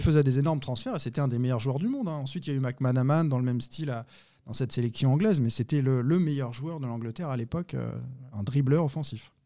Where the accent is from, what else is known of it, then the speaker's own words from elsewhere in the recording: Nantes, Pays de la Loire, France; je suis Nantais, je suis Français